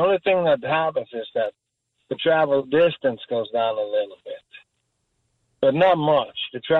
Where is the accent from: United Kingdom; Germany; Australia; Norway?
Norway; now in Freehold, United States; I come from Norway, and I lived here for quite a while.